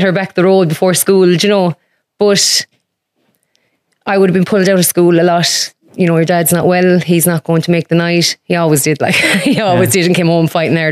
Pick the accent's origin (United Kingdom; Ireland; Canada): Ireland; Doonbeg, County Clare; I am from a lovely little village called Dunbeg in West Clare.